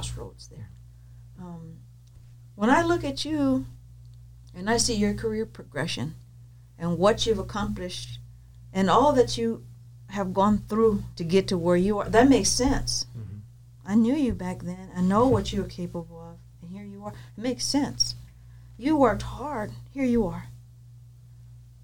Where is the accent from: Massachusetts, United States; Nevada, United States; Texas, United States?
Texas, United States; moved away as an adult; also born or lived in El Centro, California; I'm from Texas